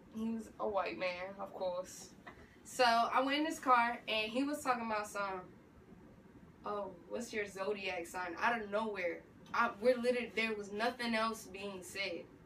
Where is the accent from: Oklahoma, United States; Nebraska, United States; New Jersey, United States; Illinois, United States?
New Jersey, United States; Passaic; moved away as an adult; also born or lived in Clifton, New Jersey; now in Atlanta, United States; I'm originally from Passaic, New Jersey